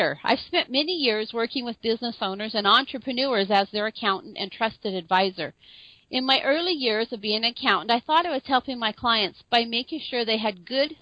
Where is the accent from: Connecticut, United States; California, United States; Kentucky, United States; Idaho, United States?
Idaho, United States; northern; I grew up here in northern Idaho in a little small mining community.